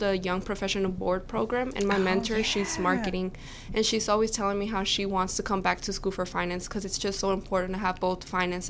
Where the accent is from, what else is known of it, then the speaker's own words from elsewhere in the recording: Port Arthur, Texas, United States; Well, I'm from Port Arthur, Texas. I've kind of been all over the United States, moving around a lot because of my dad's job, but we've been living in Port Arthur for like these last 8 years